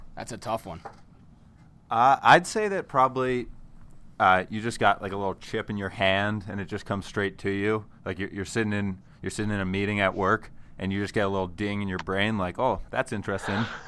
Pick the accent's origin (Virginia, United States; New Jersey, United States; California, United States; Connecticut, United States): Connecticut, United States; I'm from Connecticut